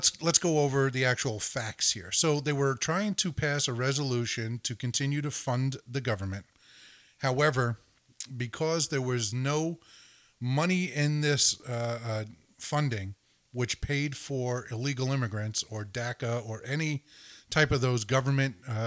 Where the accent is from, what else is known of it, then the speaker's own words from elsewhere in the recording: United States; also born or lived in Connecticut / New Jersey; now in Texas, United States; I'm from New Jersey and Connecticut